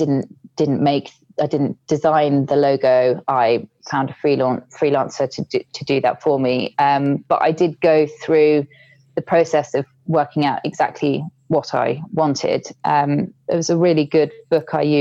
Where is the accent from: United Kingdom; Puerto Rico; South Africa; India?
United Kingdom; being British